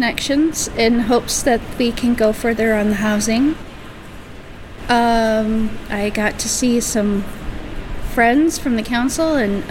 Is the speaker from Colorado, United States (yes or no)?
no; Corvallis, Oregon, United States; I'm from Corvallis, Oregon, so Benton County. Corvallis, Oregon